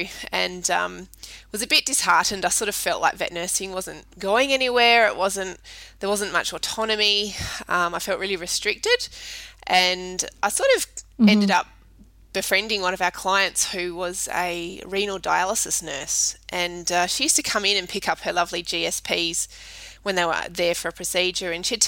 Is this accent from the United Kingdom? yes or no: no; Perth, Western Australia, Australia; moved away as an adult; now in Adelaide, Australia; originally from Perth in the hills. Grew up there, but we moved here